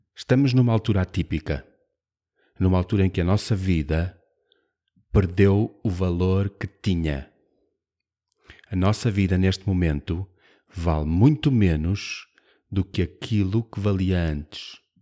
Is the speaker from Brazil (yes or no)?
no; Braga, Norte, Portugal; eu sou de Braga